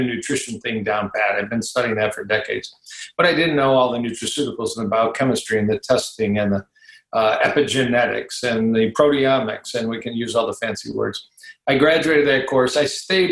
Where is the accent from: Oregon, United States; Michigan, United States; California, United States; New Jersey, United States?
Michigan, United States; Detroit; also born or lived in Ann Arbor, Michigan / Dallas / Kansas City; I grew up in Detroit, Michigan. I'm talking to you now from a suburb of Detroit, Michigan.